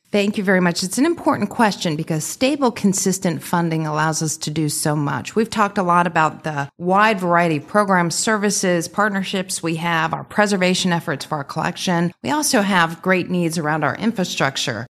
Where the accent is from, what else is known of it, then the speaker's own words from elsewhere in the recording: Delhi Township, Ohio, United States; also born or lived in Clifton, Cincinnati; I grew up in Delhi. My parents and my sister still live in Delhi